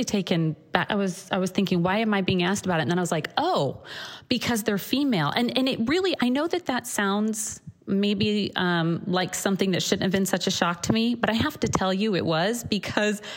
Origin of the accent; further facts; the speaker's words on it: Missouri, United States; also born or lived in Chicago; now in California, United States; growing up in Missouri